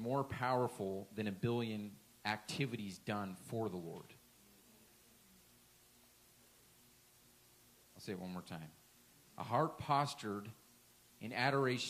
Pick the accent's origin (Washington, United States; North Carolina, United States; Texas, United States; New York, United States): Washington, United States; moved away; went back home to my hometown, home state, that whole area in Washington